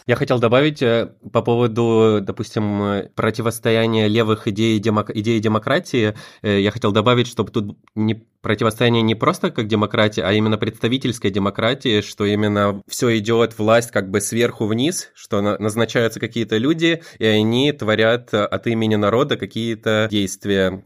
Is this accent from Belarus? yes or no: no; Estonia; я сам из Эстонии